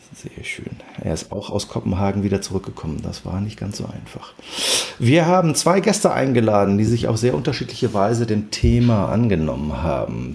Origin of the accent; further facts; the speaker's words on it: Hamburg, Germany; Jetzt kenne ich die Warburg als Hamburger natürlich ähm, relativ lange